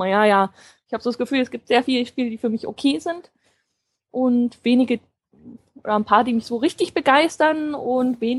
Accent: Potsdam, Brandenburg, Germany; ich komme ja aus Potsdam ne, und fahre dann immer rüber nach Berlin.

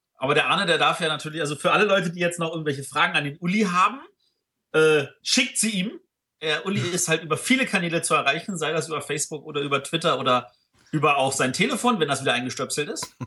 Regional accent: Berlin, Germany; als Berliner

